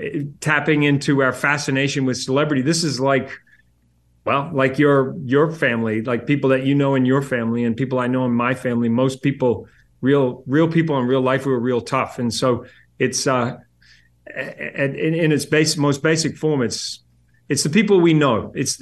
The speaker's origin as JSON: {"language": "English", "country": "New Zealand", "said": "I'm originally from New Zealand."}